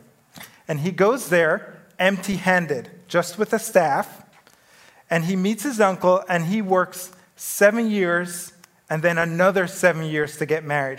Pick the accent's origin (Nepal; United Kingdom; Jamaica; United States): Jamaica; moved away; I grew up in the Caribbean in Jamaica